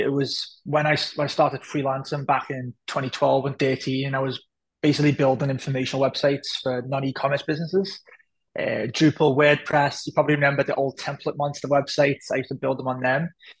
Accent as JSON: {"language": "English", "town": "Liverpool", "region": "North West England", "country": "United Kingdom", "tie": "born or raised there", "said": "So I grew up in a very, I would say isolated neighborhood where we were. My dad is Pakistani, my mom was British, my mom was from Liverpool."}